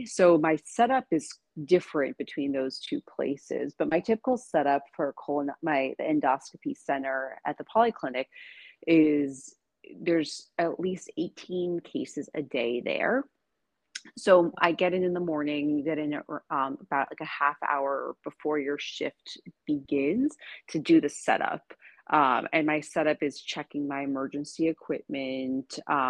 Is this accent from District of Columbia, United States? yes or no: no; New York City, New York, United States; now in Seattle, United States; I came from New York City and I'm in Seattle